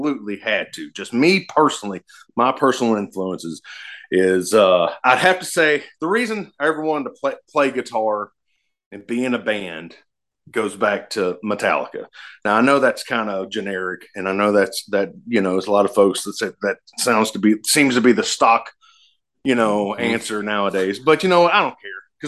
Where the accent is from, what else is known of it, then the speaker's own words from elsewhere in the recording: the South, United States; I'm from the South